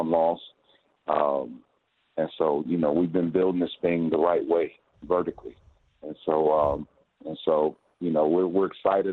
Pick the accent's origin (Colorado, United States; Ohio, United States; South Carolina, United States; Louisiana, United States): Ohio, United States; Dayton; I coached at Wayne for 5 years because I'm from Dayton